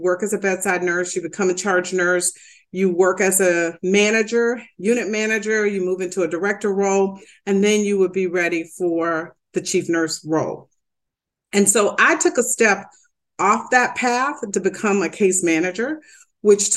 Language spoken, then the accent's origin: English; the South, United States; moved away as an adult; also born or lived in Detroit; growing up in the South